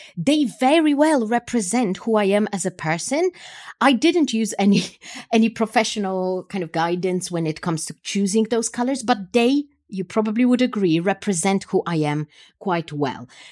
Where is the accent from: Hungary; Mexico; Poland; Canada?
Poland; I come from Poland